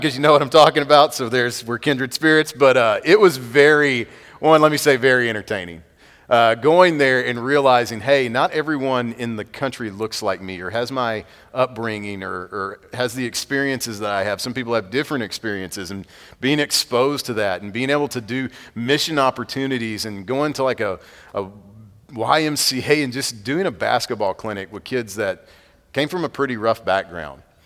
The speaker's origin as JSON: {"language": "English", "town": "Madisonville", "region": "Texas", "country": "United States", "said": "A place that you've never heard of if you're from New York City, a little town called Madisonville"}